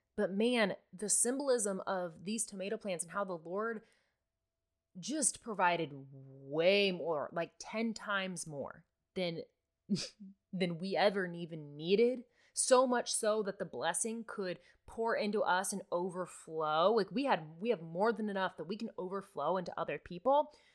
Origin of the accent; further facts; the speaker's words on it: Nebraska, United States; I'm from Nebraska